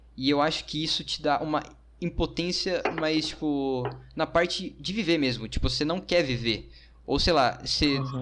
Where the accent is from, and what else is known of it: Brazil